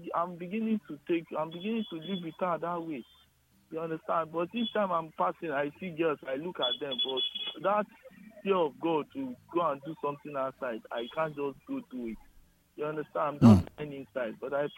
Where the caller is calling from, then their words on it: Ijesha, Osun, Nigeria; I'm calling from Ijesha.